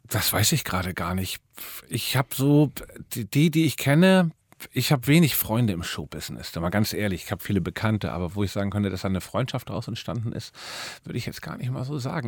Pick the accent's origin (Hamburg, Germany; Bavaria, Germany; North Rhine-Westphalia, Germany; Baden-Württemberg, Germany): Hamburg, Germany; also born or lived in Norderstedt area; now in Berlin, Germany; bin in Hamburg mitten im Herzen von Eimsbüttel, St. Pauli aufgewachsen.